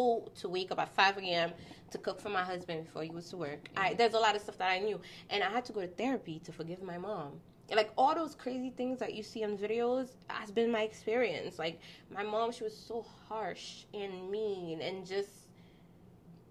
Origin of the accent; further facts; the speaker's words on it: Haiti; moved away; I grew up in Haiti.